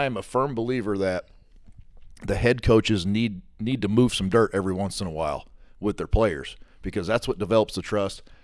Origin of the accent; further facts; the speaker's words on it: Southern Illinois, United States; I grew up in Southern Illinois my whole life